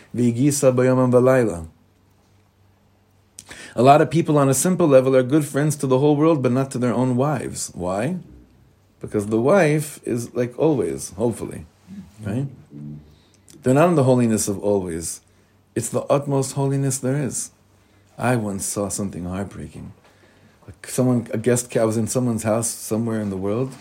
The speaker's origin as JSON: {"language": "English", "town": "Beverly Hills", "region": "California", "country": "United States", "tie": "born or raised there", "also_born_or_lived": "Nachlaot, Jerusalem", "moved": "yes", "said": "I come from Beverly Hills, the son of the cantor."}